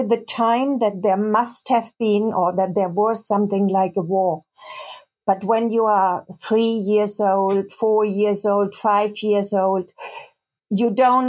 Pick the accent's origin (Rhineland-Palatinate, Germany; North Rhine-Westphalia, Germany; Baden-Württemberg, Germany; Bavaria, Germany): Baden-Württemberg, Germany; Karlsruhe; English is a second language; now in Cologne, Germany; I come originally from Karlsruhe in the southwest